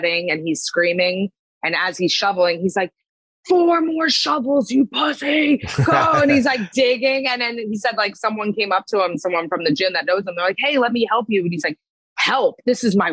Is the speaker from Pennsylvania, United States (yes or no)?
yes; Pennsylvania, United States; also born or lived in New Jersey; now in Long Island, United States; I grew up in Pennsylvania, and then I lived in Jersey for 10 years